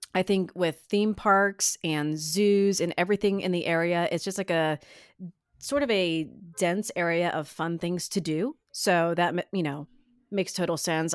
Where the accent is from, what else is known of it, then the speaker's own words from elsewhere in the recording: Northeast Ohio, United States; born and raised. I've moved away many times and eventually always moved back